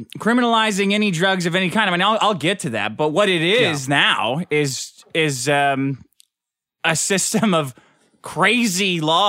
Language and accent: English; Arizona, United States; I remember DARE when it came to my little school in Arizona.